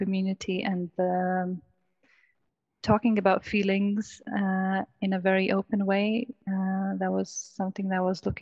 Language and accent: English; Lithuania; moved away as an adult; now in United Kingdom; I'm originally from Lithuania